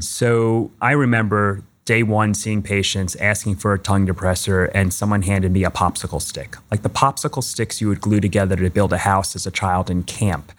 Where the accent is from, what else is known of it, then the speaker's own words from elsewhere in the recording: Long Island, New York, United States; moved away; I grew up on Long Island in New York